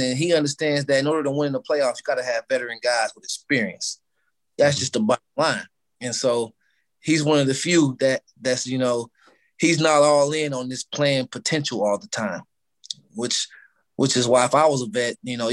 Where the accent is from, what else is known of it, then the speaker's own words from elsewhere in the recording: Dayton, Ohio, United States; Dayton, which is my hometown